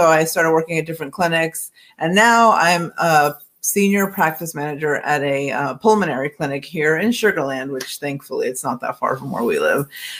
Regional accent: Lubbock, Texas, United States; also born or lived in California; I'm originally from California. I was born in California. My family moved around a lot. From California, we moved to Lubbock, Texas, and then I started Tech, graduated high school, started Tech.

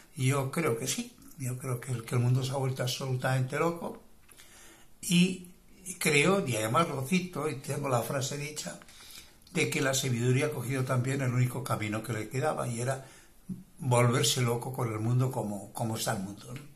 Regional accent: Bilbao, Basque Country, Spain; now in Marbella, Spain; aunque me origen desde del norte de España, soy bilbaíno

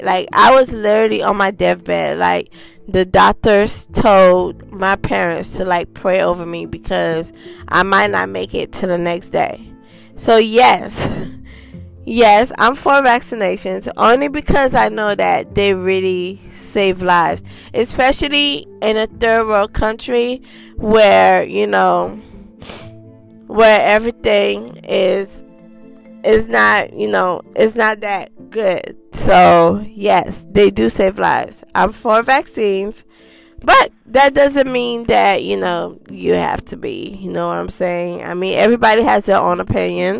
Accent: Haiti; I was born in Haiti. Yes, I was.

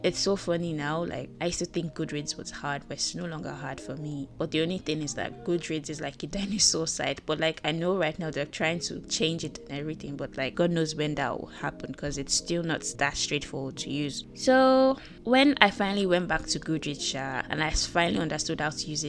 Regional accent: Nigeria; I'm a Nigerian

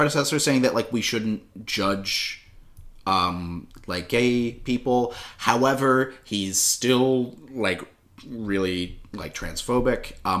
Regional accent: United States; every French person I asked who realized I was American

